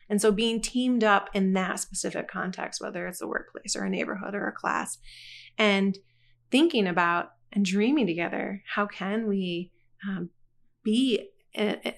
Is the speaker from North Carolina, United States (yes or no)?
no; Rockford, Michigan, United States; born there; So I was born in 1983 in Rockford, Michigan, and how God used that even to bring me to Christ.